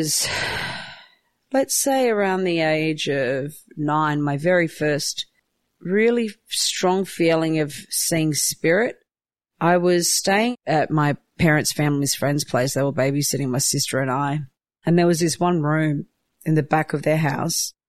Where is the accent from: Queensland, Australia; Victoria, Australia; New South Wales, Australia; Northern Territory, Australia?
New South Wales, Australia; Newcastle; also born or lived in Croatia; I grew up in Newcastle, New South Wales. I was born in Croatia.